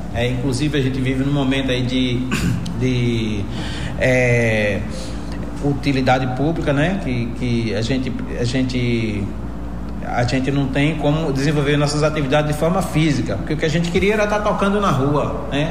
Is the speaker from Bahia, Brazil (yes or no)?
yes; Jacobina, Bahia, Brazil; Eu sou natural aqui de Jacobina, precisamente ali da zona rural da Cachoeira dos Alves, dessa região onde eu nasci e me criei